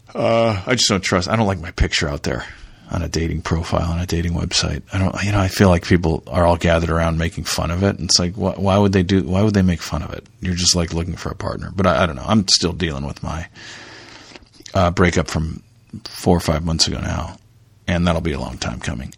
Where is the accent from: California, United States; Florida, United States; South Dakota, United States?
California, United States; Dove Canyon; also born or lived in Toledo, Ohio / Michigan / Japan; when I was growing up in Dove Canyon, California, down there in South Orange County.